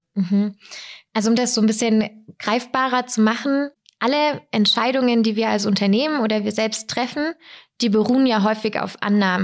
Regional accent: Weikersheim, Baden-Württemberg, Germany; Ich komme aus Weikersheim

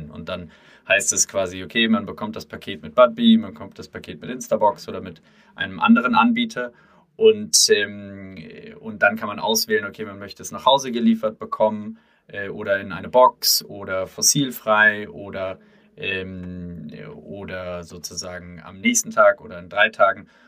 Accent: Hesse, Germany; komme aus der Nähe von Frankfurt, wo ich aufgewachsen bin und äh, zur

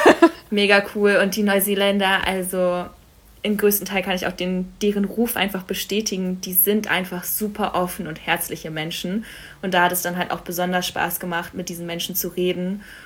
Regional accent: Berlin, Germany; moved away as an adult; also born or lived in Stuttgart / Cologne; ich komme aus Berlin ursprünglich, bin da aufgewachsen

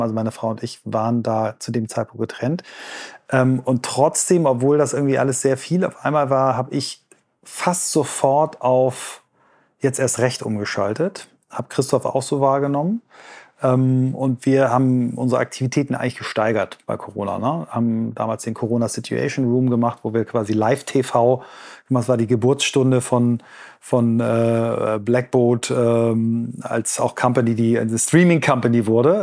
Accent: Germany

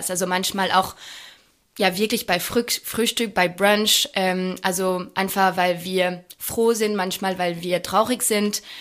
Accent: France; accent: French; German is a second language; es tut mir leid, weil ich bin da mit meinem französischen Akzent.

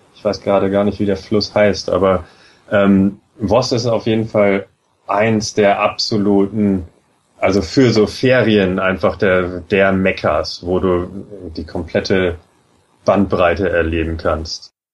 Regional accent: Germany; now in Norway; als Deutscher

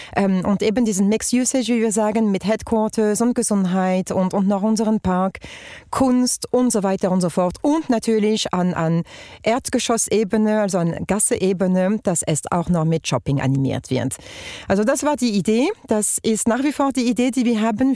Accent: France; accent: French; German is a second language; moved away as an adult; also born or lived in Germany; now in Switzerland; ich bin Französin, wie man hört, ähm, Britin von Mutterseite und seit 14 Jahren in der Schweiz

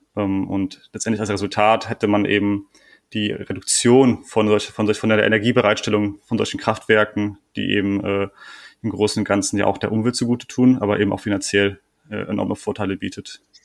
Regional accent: Germany; bei uns in Deutschland

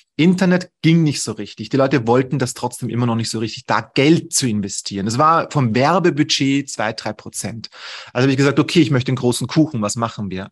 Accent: Vienna, Austria; ich komme aus Wien

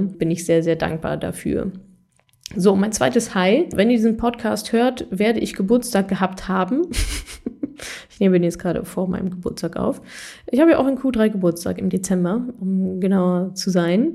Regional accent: Ruhr area, North Rhine-Westphalia, Germany; ich habe auch ganz viele aus meiner Heimat hier in NRW, Ruhrpott

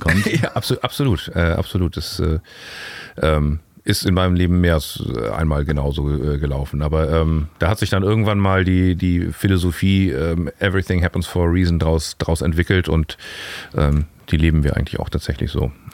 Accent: Hamburg, Germany; also born or lived in Berlin; Wir sind ja im Süden aufgewachsen

